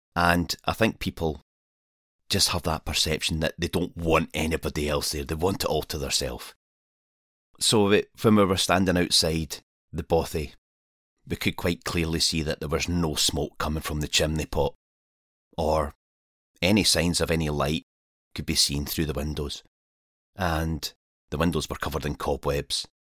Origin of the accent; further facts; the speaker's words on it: Scotland, United Kingdom; I'm a Scottish wild camper and adventurer